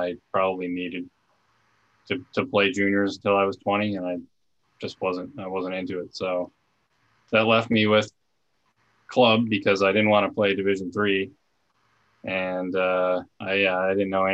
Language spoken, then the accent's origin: English; Minnesota, United States; moved away; also born or lived in Washington / Finland; I was bouncing around from different team to different team in Minnesota pretty much from the beginning of my career